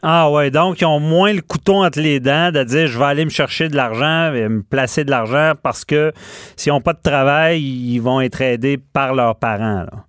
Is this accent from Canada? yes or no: yes; Quebec City, Quebec, Canada; je suis de Québec